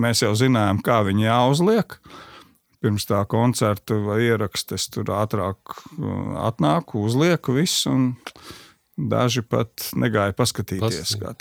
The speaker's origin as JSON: {"language": "Latvian", "town": "Sabile", "region": "Kurzeme", "country": "Latvia", "tie": "born or raised there", "also_born_or_lived": "Ģibuļi parish (birthplace) / Kandava", "said": "es dzīvoju pie Sabilas"}